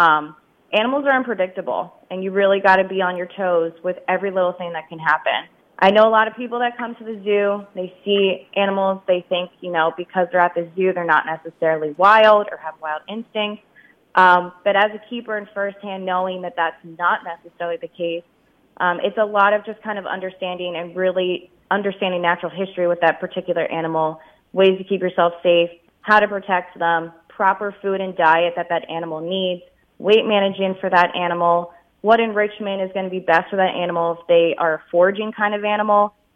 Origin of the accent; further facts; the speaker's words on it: Pennsylvania, United States; Again, I'm also from the Lehigh Valley.